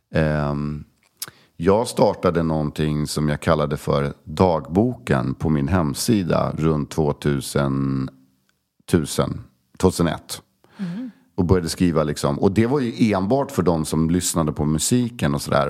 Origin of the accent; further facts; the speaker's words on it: Stockholm, Stockholm County, Sweden; also born or lived in Koster, west coast of Sweden (summers); Södermalm, absolut, jag är ju uppväxt där.